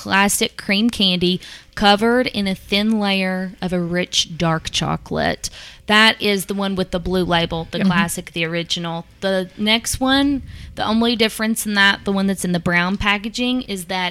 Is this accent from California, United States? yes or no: no; Mount Sterling, Kentucky, United States; I grew up in Mount Sterling